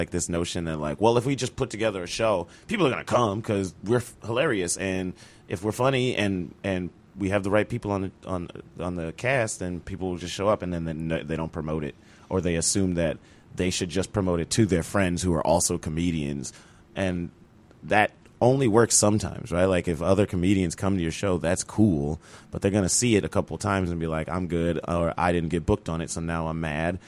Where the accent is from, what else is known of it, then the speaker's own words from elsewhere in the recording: Chicago, Illinois, United States; I'm from Chicago originally